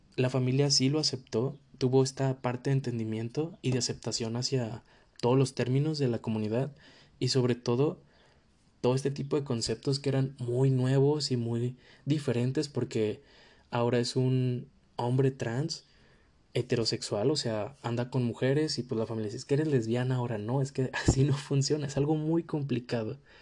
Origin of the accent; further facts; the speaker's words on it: Mexico; esto lo digo completamente como mexicano porque vivimos en una cultura donde las familias tienen un peso súper importante